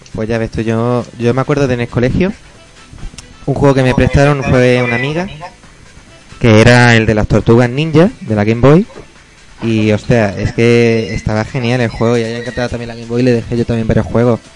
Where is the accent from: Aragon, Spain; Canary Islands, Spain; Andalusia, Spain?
Andalusia, Spain; Lanjarón; now in Granada, Spain; jugaba en la recreativa de mi pueblo, Lanjarón